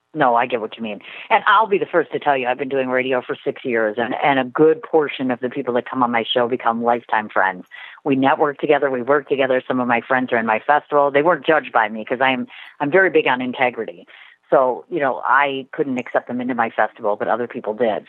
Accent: Milwaukee, Wisconsin, United States; I'm originally a native of Milwaukee, Wisconsin. I've been living here my entire life

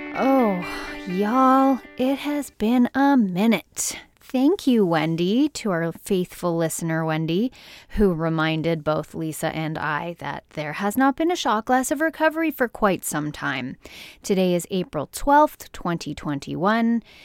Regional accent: Canada; from my home country, Canada

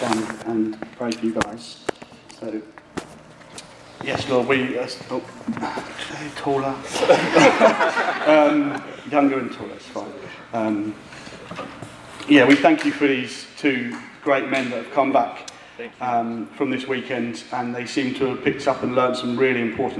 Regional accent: United Kingdom; We're British

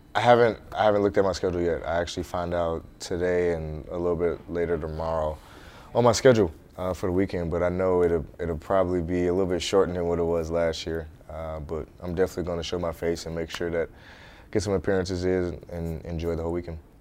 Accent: St. Louis, Missouri, United States; moved away as an adult; growing up in St. Louis playing middle school, high school

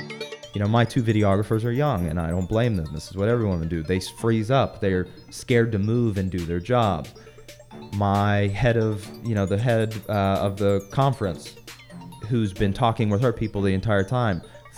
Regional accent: the South, United States; I came from the South. Everyone's manners, yes, sir, no, sir.

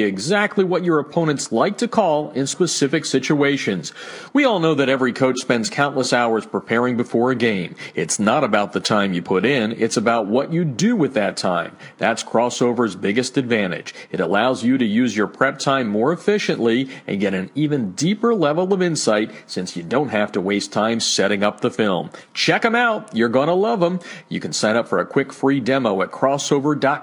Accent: New Jersey, United States; now in Southern California, United States; my hometown area there, right next to Pennsylvania

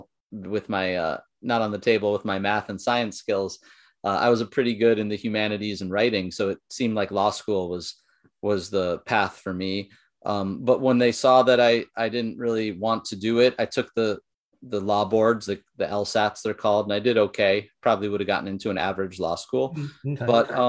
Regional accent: San Jose, California, United States; born there; Like I was technically born in California in San Jose area. actually born at Stanford Hospital.

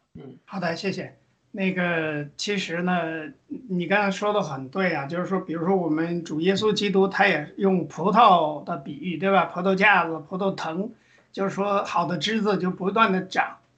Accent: China; 我们中国人其实可以说是亚洲的这个人种而已

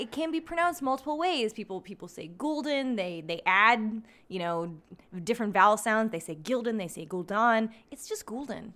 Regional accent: Schuylkill Haven, Pennsylvania, United States; my town

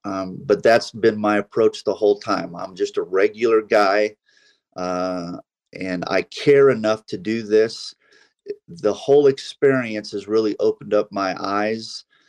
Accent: United States; You know, I am I'm an American.

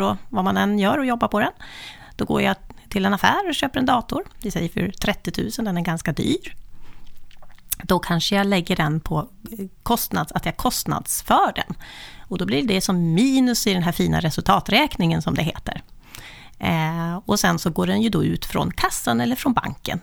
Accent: Östhammar, Uppsala County, Sweden; now in Uppsala, Sweden; Jag är född i lilla Östhammar, men vid kusten. Kustens pärla, men bor i Uppsala sedan ganska många år tillbaka

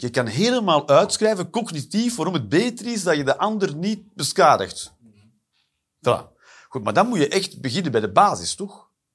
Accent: Flanders, Belgium

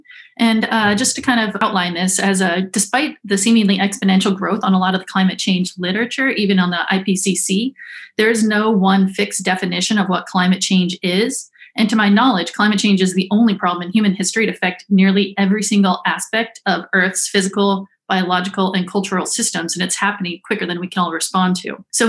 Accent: Alaska, United States; I am from the Yanitinida tribe of the Otna Athabascan people. So I was born and raised in the Arctic

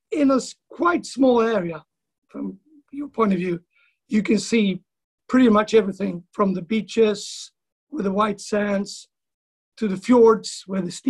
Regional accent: west coast of Sweden, Sweden; now in East Coast, Sweden; I'm living on the East Coast, but I'm from the West Coast

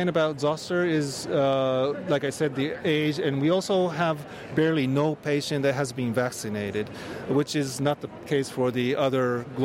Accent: Japan; we Japanese

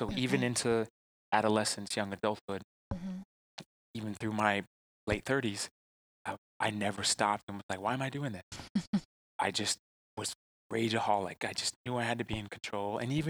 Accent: Texas, United States; I'm also from the South

